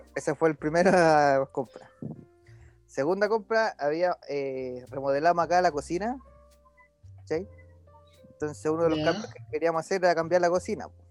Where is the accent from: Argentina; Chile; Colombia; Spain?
Chile; como somos los chilenos